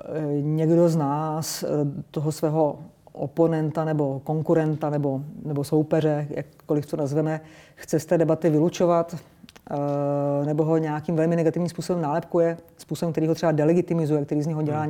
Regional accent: Czechia; jsme Češi, jsme Evropani

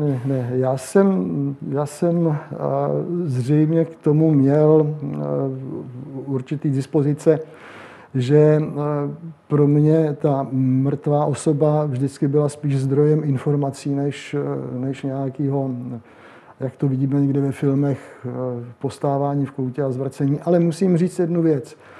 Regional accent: Jihlava, Vysočina Region, Czechia; also born or lived in Prague; Já jsem původem z Jihlavy

